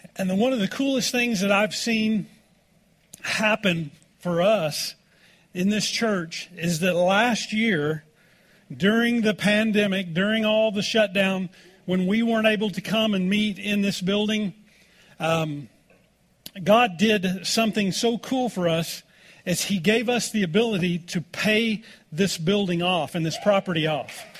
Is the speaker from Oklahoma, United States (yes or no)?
yes; Oklahoma, United States; growing up in Oklahoma